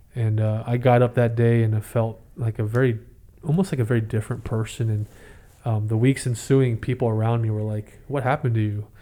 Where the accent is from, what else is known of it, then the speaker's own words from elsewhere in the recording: San Jose, California, United States; also born or lived in Oklahoma / Fremont, California; I grew up in East San Jose and, uh, born in Oklahoma, but we moved out here